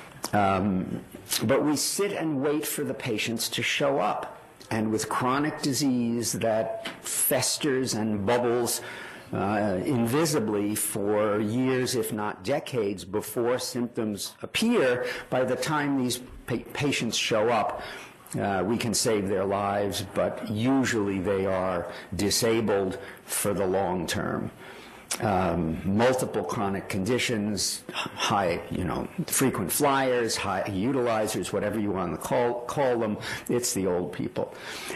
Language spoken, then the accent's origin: English; New York, United States; I grew up in New York